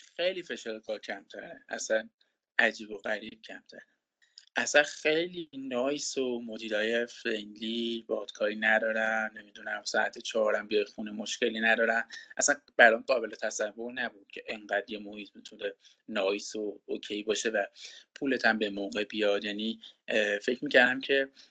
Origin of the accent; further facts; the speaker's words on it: Iran; moved away as an adult; also born or lived in Canada; ما با این بینظمی تو ایران بزرگ شدیم